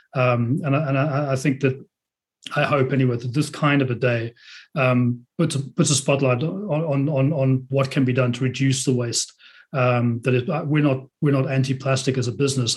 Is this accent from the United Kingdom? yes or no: no; Netherlands; Already in my home country, the Netherlands